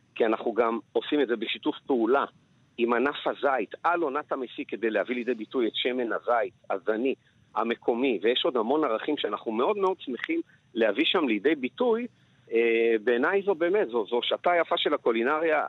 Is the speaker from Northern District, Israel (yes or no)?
no; Jerusalem, Jerusalem District, Israel; also born or lived in Paris, France; כמסעדן לשעבר, כירושלמי, כמישהו שחי גם בפריז